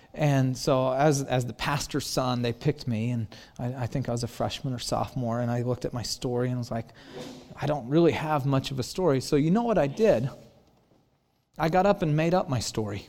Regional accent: Santa Cruz, California, United States; my hometown Santa Cruz

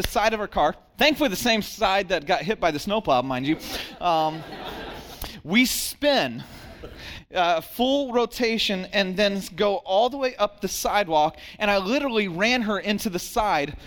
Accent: Santa Cruz, California, United States; I'm from Santa Cruz

